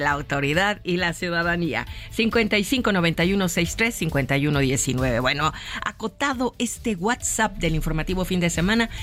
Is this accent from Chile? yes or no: no; Mexico; mi país